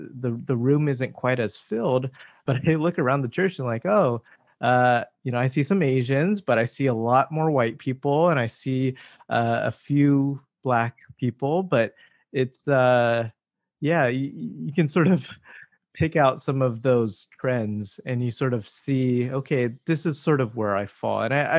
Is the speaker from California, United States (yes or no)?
yes; Southern California, United States; moved away as an adult; also born or lived in Irvine / Chicago; until I moved away from Southern California, because I think what happened in Southern California is I had some of these experiences of being a minority, but I also had the ability to be with people like me, mostly through church